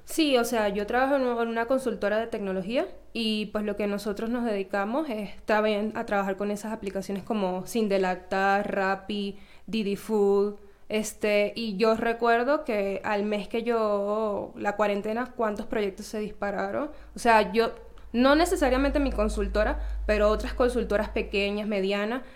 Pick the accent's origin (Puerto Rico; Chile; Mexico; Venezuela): Venezuela; moved away; como toda venezolana